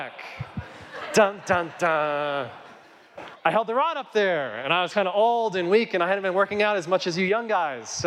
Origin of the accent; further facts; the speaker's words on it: Kit Carson, Colorado, United States; now in Colorado Springs, United States; grew up in Kit Carson, Colorado, a town of 300 people